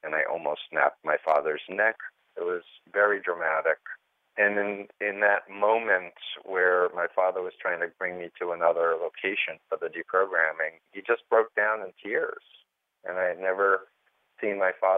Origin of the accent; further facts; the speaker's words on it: New York City, New York, United States; I grew up in Flushing, Queens, New York, the youngest of three kids, middle-class, conservative Jewish upbringing